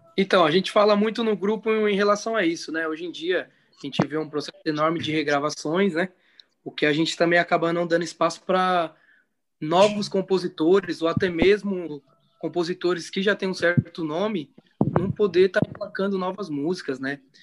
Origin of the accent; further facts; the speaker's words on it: São Paulo, Brazil; somos da Zona Norte também